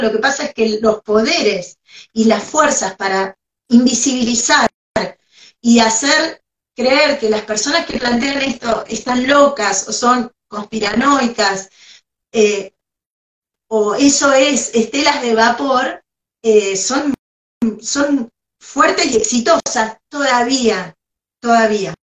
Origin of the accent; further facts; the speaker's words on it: Argentina; somos argentinos